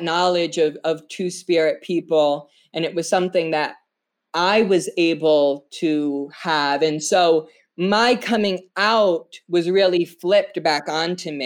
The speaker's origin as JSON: {"language": "English", "area": "Narragansett Tribal Nation", "region": "Rhode Island", "country": "United States", "said": "I am from the Narragansett Tribal Nation. We are the indigenous people of Rhode Island"}